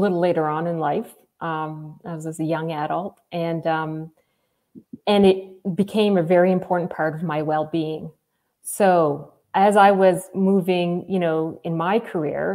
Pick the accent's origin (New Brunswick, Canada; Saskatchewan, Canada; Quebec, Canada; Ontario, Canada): New Brunswick, Canada; Moncton; also born or lived in Campbellton, New Brunswick; now in Fredericton, Canada; I grew up in Moncton, New Brunswick. So in a Francophone family.